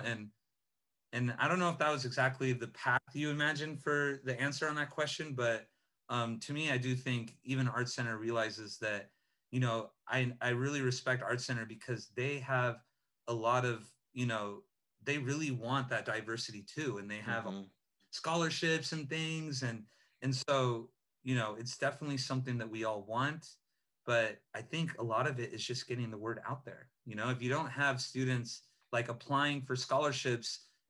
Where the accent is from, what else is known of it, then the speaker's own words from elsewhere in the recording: Los Angeles, California, United States; I grew up in Eagle Rock, you know, not, you know, on the west side or some fancier zones